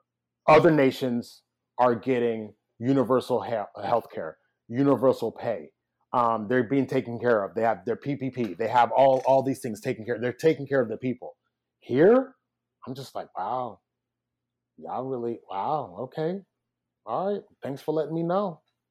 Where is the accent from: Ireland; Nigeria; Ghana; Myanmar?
Nigeria; now in United States; Because I remember, I'm from Nigeria, and a part of my issue with Nigeria is I always said I'll invest in Nigeria when Nigeria invests in itself.